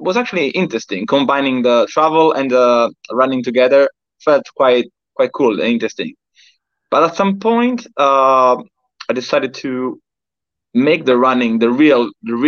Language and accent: English; Florence, Tuscany, Italy; moved away as an adult; also born or lived in United Kingdom; I'm from Italy. I'm precisely from Florence, Tuscany